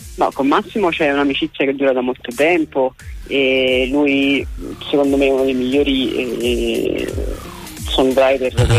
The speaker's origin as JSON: {"language": "Italian", "town": "Naples", "region": "Campania", "country": "Italy", "said": "io sono, sono di Napoli anche se scrivo in italiano"}